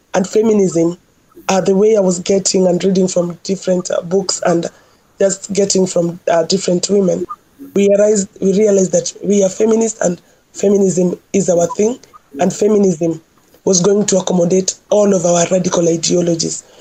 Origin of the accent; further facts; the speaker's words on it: Nairobi, Kenya; growing up in Kibera, and also coming from a very patriarchal community